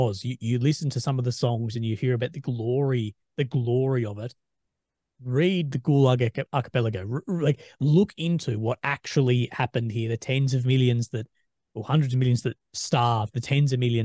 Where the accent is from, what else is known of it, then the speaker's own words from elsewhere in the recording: Australia; I'm Australian